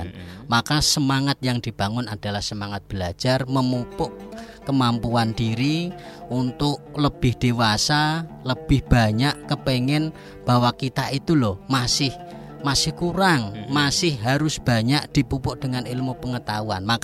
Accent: Rembang, Central Java, Indonesia; uh, saya juga itu sebagai pembina Ibnu PPNU di apa namanya desa saya, Gus.

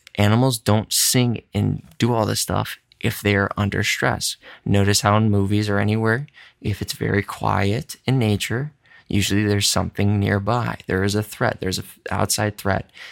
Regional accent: Midwest, United States; I'm a Caucasian from the Midwest, Polish background

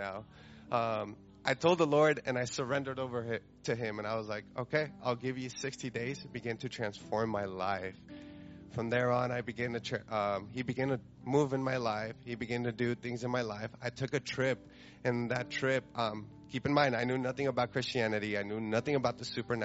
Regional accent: Carbondale, Colorado, United States; I'm from Carbondale, Colorado.

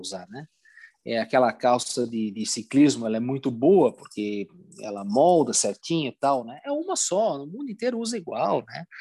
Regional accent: Brazil; sou do Brasil

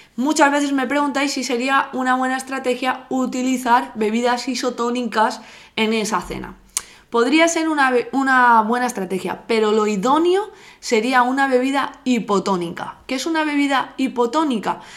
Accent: Alzira, Valencian Community, Spain; yo soy de Alcira

